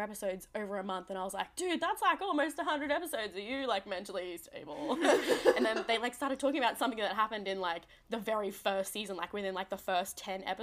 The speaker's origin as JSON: {"language": "English", "country": "Australia", "accent": "Australian", "said": "If you couldn't tell by my whack accent, I am Australian"}